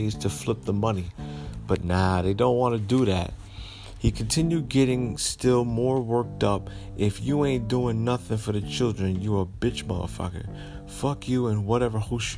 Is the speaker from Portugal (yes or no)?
no; Paterson, New Jersey, United States; my hometown of Paterson, New Jersey